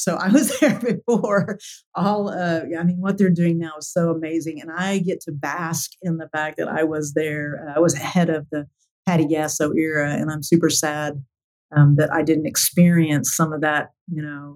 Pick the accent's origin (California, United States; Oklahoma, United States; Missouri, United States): Oklahoma, United States; Tulsa; Born and raised in Tulsa, Oklahoma